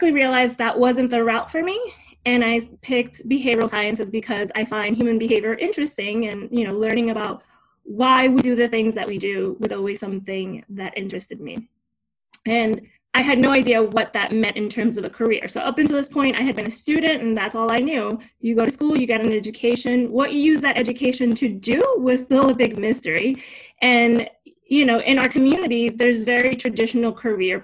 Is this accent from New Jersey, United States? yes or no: yes; Union City, New Jersey, United States; also born or lived in Havana, Cuba / Hialeah, Florida; I grew up in Union City